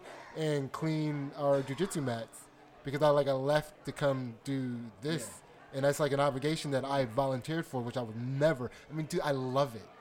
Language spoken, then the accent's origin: English; Pottstown, Pennsylvania, United States; I grew up in Pottstown, Pennsylvania.